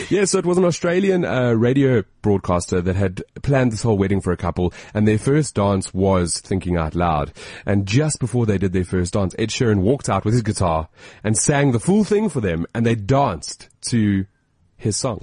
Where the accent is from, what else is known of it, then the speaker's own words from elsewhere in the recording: South Africa; As a South African